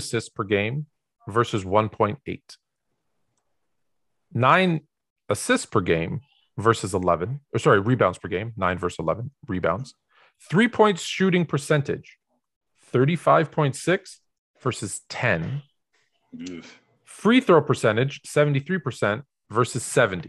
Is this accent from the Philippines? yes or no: no; Toronto, Ontario, Canada; I'm from Toronto